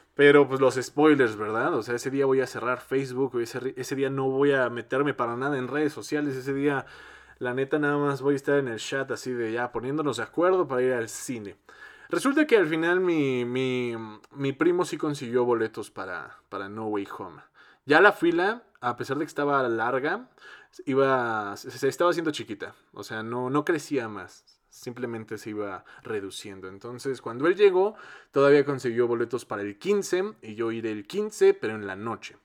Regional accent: Mexico; que seamos un chingo de mexicanos

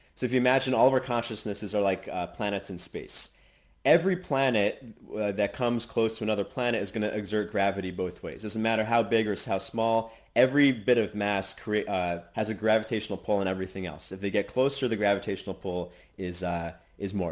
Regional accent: United States; moved away as an adult; now in Asia; I'm American, but I'm currently in Asia

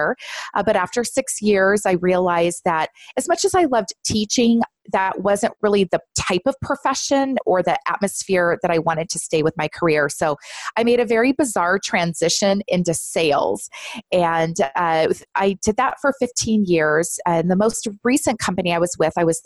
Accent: Southern California, United States; I'm born and raised in Southern California

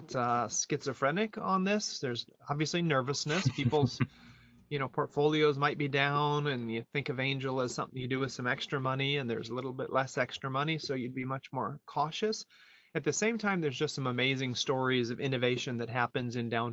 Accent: United States; moved away as an adult; also born or lived in Europe; I am an American who lived 20 years abroad in Europe and came back here in 2010

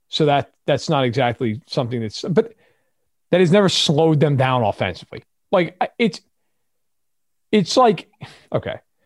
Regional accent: New York, United States; I grew up in New York.

